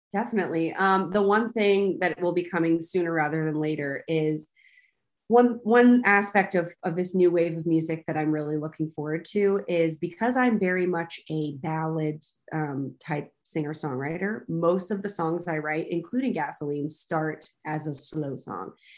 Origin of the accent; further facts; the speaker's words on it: Texas, United States; I'm from Texas. I grew up with country music